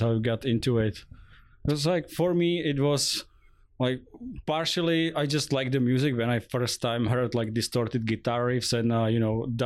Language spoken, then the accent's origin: English; Czechia; now in Singapore; I'm coming from Czech Republic